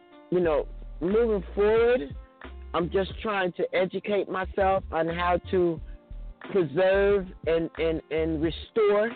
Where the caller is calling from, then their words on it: New Jersey, United States; I'm calling from New Jersey